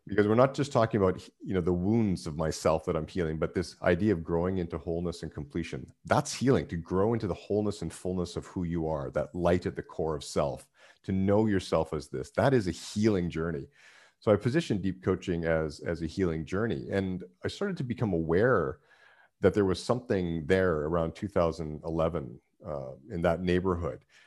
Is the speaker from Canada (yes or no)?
yes; Canada; moved away; being Canadian, that's, that was the Canadian life